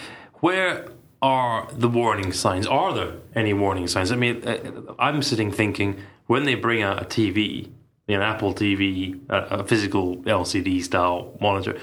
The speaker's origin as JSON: {"language": "English", "country": "United Kingdom", "said": "me being British"}